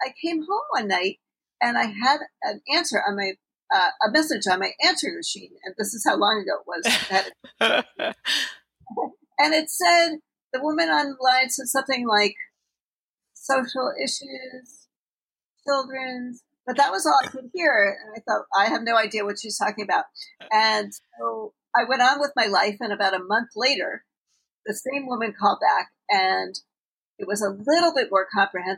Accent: New York City, New York, United States; I grew up in New York City

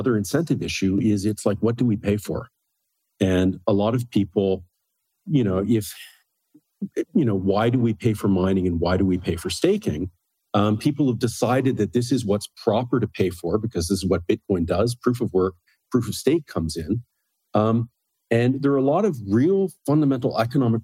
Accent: Canada; moved away as an adult; also born or lived in Berkeley, United States / Beijing, China; I'm Canadian

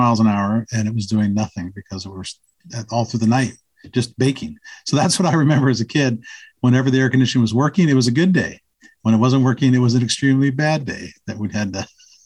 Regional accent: Georgia, United States; moved away; I was raised in the South in Georgia

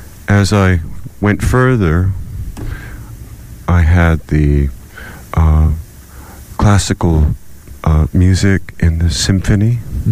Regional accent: Roanoke, Virginia, United States; also born or lived in Cleveland, Ohio / Kansas / Santa Fe, New Mexico; I'm a Virginian.

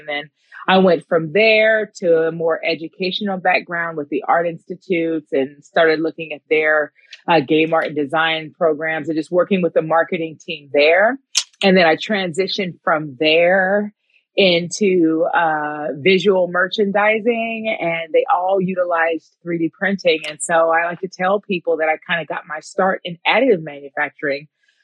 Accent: Newport Beach, California, United States; my hometown

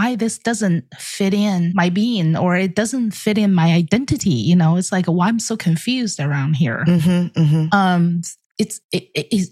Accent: China; moved away; I grew up in the Chinese Air Force

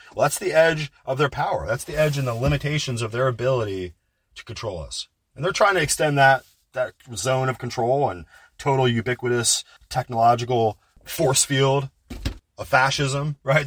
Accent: United States

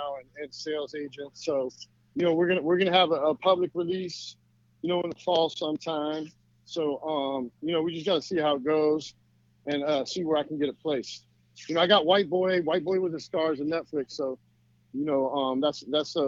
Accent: United States; I grew up in this country. You know, I love America

